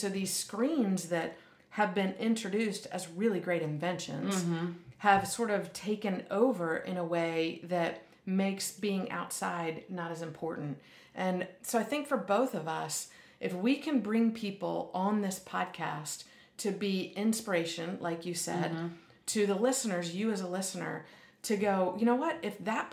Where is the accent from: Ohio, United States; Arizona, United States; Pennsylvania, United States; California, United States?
Pennsylvania, United States; I grew up in Pennsylvania